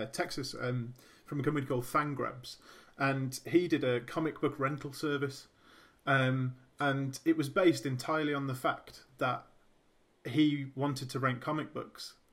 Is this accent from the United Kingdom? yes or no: yes; Birmingham, West Midlands, United Kingdom; I'm from Birmingham